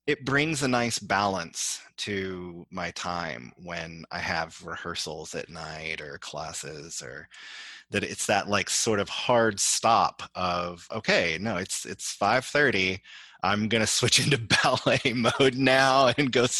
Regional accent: Houston, Texas, United States; growing up in Texas

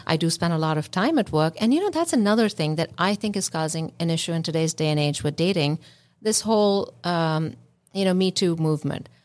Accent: India; moved away; I come from India

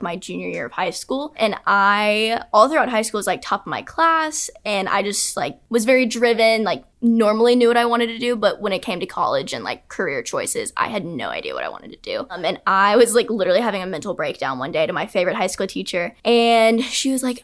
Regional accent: Fayetteville, Georgia, United States; I'm from Fayetteville, Georgia

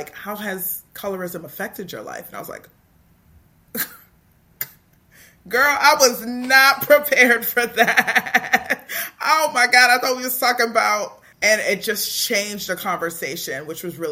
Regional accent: Toronto, Ontario, Canada; I grew up in Toronto in a culture that was very teen-centered

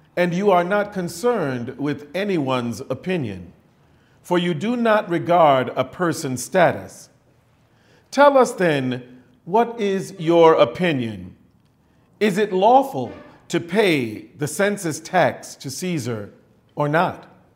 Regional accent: United States

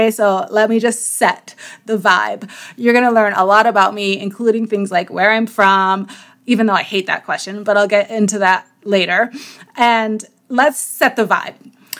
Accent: New York, United States; also born or lived in Greater Toronto Area, Canada; I'm from New York. And then, of course, I'm going to go into how I'm from upstate New York and how I came that way via the GTA

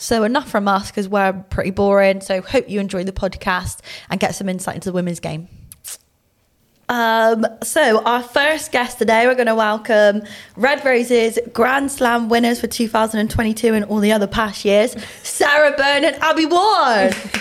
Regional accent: Bristol, South West England, United Kingdom; accent: thick Bristolian; Obviously, very thick Bristolian

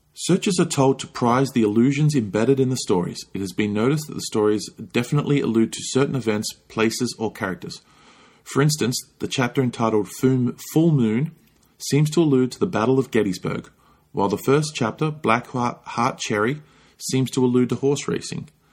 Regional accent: Australia; now in United States; growing up in Australia

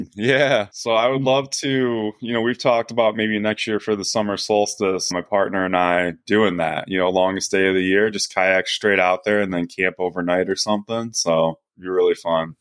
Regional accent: Coldwater, Michigan, United States; now in Grand Rapids, United States; growing up in Coldwater

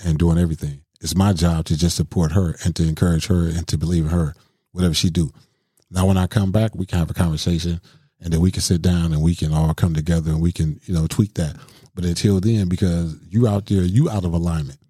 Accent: Milwaukee, Wisconsin, United States; I grew up in Milwaukee, you know, main, main streets of Milwaukee

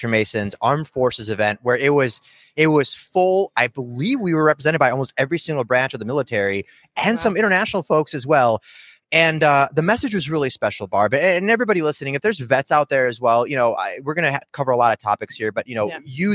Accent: Kyiv, Ukraine; now in United States; And we came to the United States in the early 90s. I was born in Kyiv, Ukraine

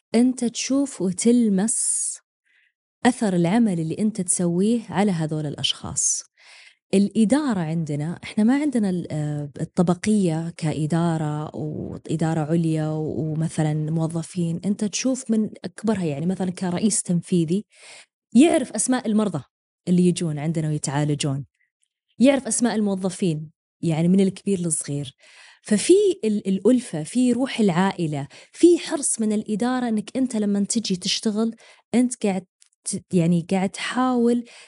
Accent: Eastern Province, Saudi Arabia; moved away as an adult; انا من الشرقيه واجي يعني انا لا يزالون اهلي بالشرقيه

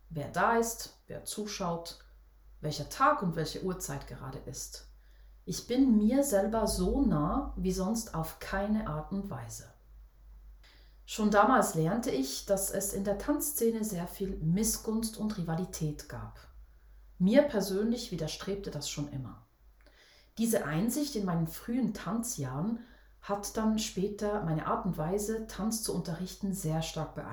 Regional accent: Switzerland; Für mich als Schweizer Mädchen war das damals echt ein riesengroßes Vorbild.

